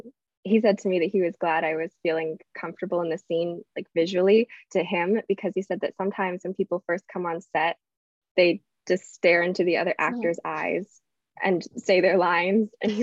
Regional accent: Atlanta, Georgia, United States; I grew up in the South.

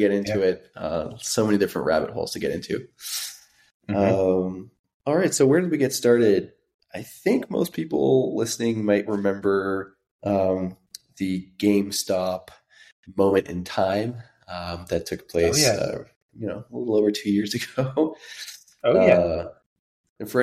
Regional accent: France; now in United States; We had the same thing growing up in France where internet took a few more years to show up on our end

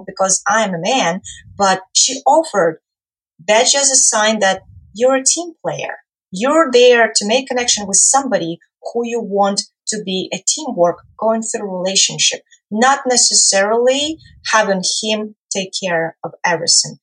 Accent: Ukraine; moved away; I come from Ukraine originally

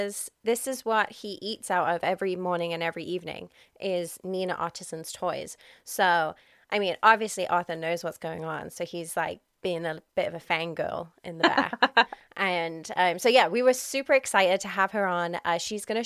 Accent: England, United Kingdom; me being English

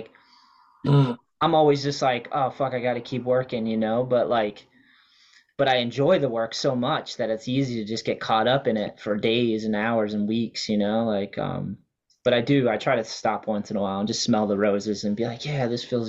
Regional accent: New Hampshire, United States; moved away; also born or lived in Wareham, Massachusetts; growing up because I was from New Hampshire and then Massachusetts skating

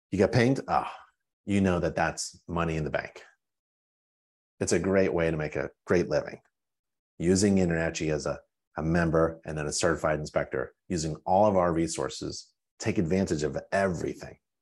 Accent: Pittsburgh, Pennsylvania, United States; Pennsylvania. I grew up in Pittsburgh

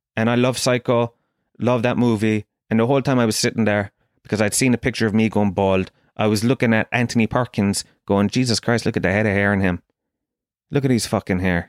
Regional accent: Kerry, Munster, Ireland; I grew up down in Kerry

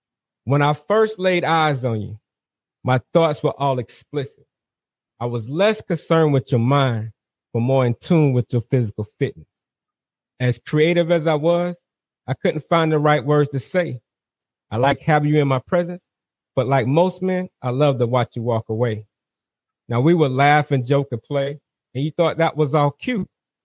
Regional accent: South Carolina, United States; now in North Carolina, United States; I'm originally from South Carolina. I'm hailing out of North Carolina currently right now. Military brat.

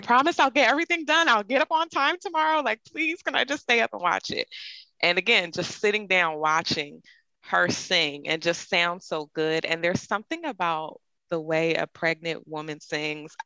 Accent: Philadelphia, Pennsylvania, United States; I'm from Philadelphia, Pennsylvania

